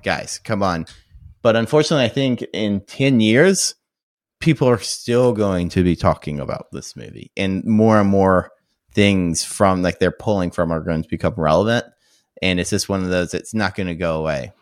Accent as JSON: {"language": "English", "country": "United States", "tie": "born or raised there", "also_born_or_lived": "San Francisco", "said": "growing up in the States, especially if you live in a larger metropolitan"}